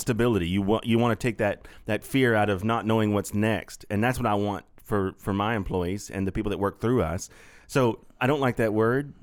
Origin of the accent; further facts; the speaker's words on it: North Augusta, South Carolina, United States; we, we grew up in North Augusta, right across the river.